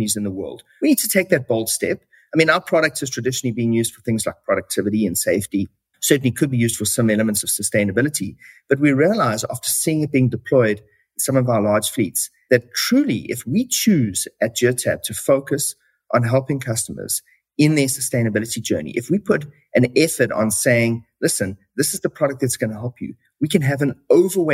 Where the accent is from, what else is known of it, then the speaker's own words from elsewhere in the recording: South Africa; moved away as an adult; now in Canada; As you can probably hear from my accent, I was originally born in South Africa